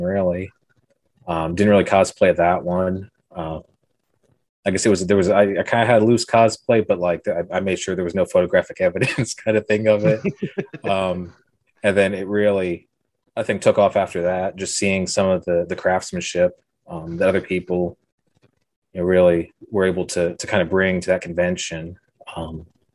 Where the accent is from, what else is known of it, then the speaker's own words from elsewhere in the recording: rural Pennsylvania, United States; now in near Atlanta, United States; Originally from the middle of nowhere, Pennsylvania, about 4 hours from Philly, 4 hours from Pittsburgh.